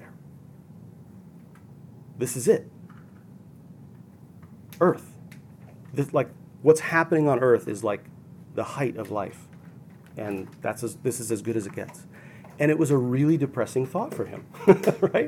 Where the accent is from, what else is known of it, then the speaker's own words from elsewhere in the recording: Minnesota, United States; I grew up in Minnesota